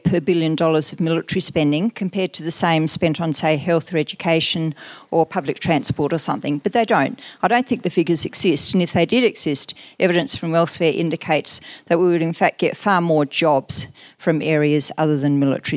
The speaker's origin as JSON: {"language": "English", "country": "Australia"}